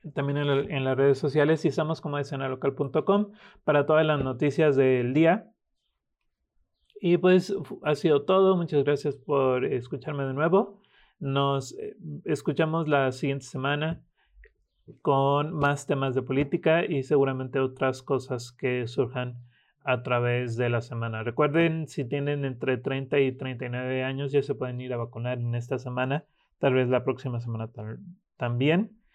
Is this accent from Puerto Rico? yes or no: no; Michoacán, Mexico; somos los michoacanos